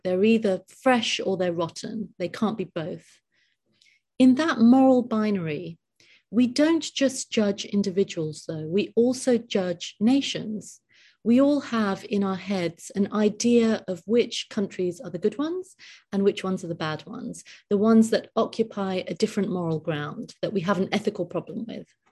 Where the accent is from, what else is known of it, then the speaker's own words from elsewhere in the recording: United Kingdom; I'm completely British